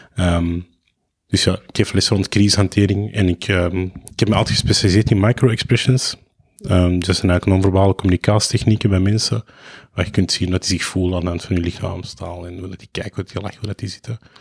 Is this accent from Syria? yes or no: no; Lebanon; now in Belgium; ik ben Libanees, dus ik spreek veel Arabisch.